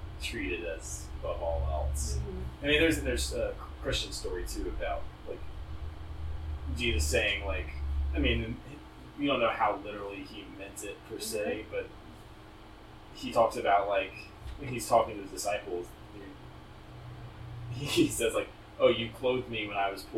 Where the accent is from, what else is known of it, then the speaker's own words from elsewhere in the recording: United States; as somebody who went to high school in America